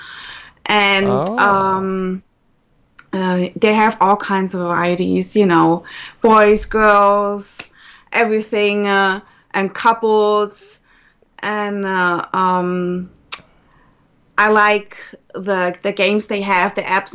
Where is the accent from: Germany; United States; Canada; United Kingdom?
Germany; accent: German; As you can tell from my accent, I'm German. Well, actually, half German